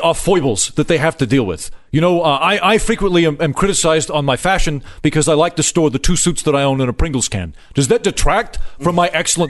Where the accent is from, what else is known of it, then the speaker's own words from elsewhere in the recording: Brooklyn, New York, United States; I'm originally from Brooklyn